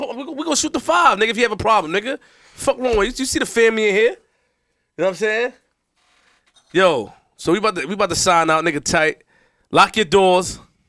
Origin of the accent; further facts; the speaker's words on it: New York City, New York, United States; From Queens. URLTV.TV, I'm from Queens.